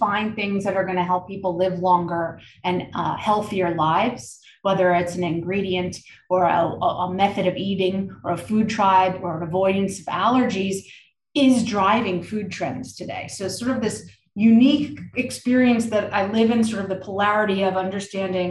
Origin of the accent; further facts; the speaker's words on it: New York, United States; I grew up in New York